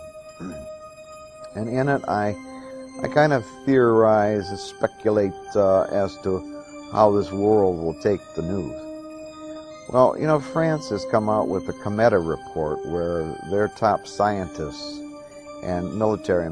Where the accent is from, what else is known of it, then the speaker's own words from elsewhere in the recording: Michigan, United States; In Michigan, I'm from Michigan, of course, and I'm with Michigan MUFON